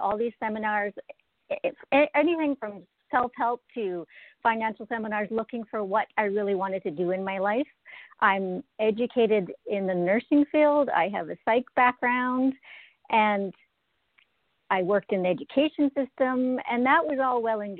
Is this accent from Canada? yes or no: yes; Regina, Saskatchewan, Canada; now in Alberta, Canada; I'm originally from Regina, Saskatchewan, but I've lived in Alberta twice now.